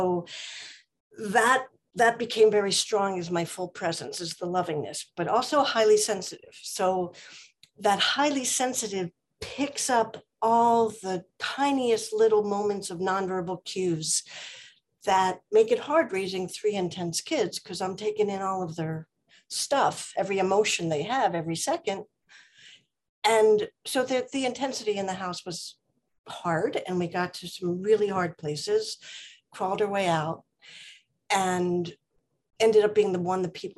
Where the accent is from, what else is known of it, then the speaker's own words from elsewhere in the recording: East Coast, United States; moved away as an adult; now in Oak Park, United States; I came from the East Coast and came out here back in 81 and settled in Oak Park once I got married about 6-7 years later.